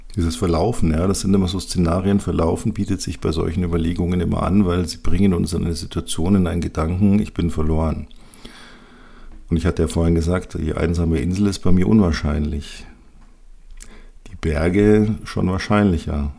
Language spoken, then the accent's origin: German; Bavaria, Germany; hier bei uns in Bayern